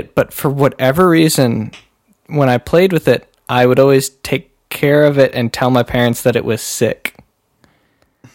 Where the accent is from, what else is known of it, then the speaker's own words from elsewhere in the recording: Stevens Point, Wisconsin, United States; I was in Stevens Point